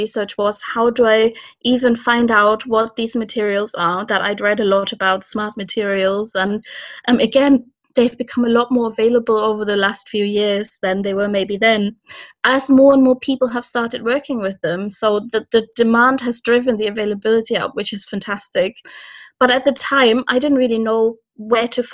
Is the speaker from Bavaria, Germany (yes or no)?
no; Cologne, North Rhine-Westphalia, Germany; moved away; So I'm from Germany originally and from Cologne.